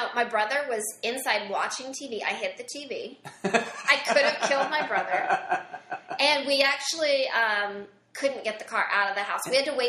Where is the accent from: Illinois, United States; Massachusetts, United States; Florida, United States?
Illinois, United States; Mount Vernon; Southern Illinois, Mount Vernon.